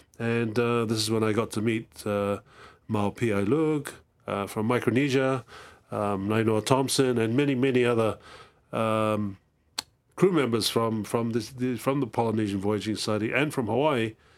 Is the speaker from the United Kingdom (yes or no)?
no; Cook Islands; Well, I'm from the Cook Islands. The Cook Islands is a small group in the middle of the Pacific Ocean.